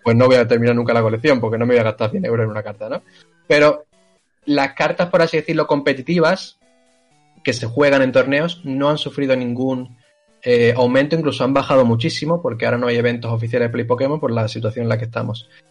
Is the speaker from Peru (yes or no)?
no; Seville, Andalusia, Spain; yo soy de Sevilla